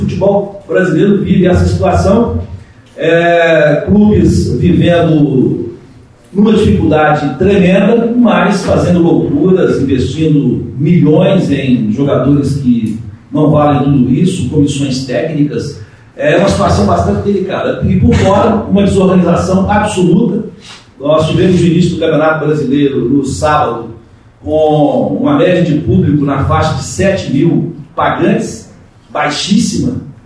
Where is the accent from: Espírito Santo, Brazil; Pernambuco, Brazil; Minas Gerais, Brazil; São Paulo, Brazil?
Minas Gerais, Brazil; Sete Lagoas; eu sou de Sete Lagoas